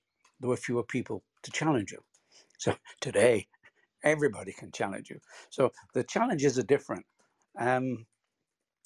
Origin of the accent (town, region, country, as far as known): Bolton, North West England, United Kingdom; born or raised there